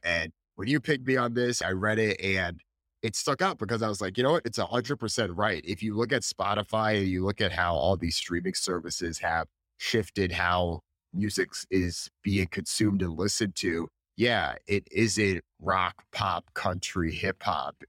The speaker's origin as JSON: {"language": "English", "region": "Northeast", "country": "United States", "tie": "born or raised there"}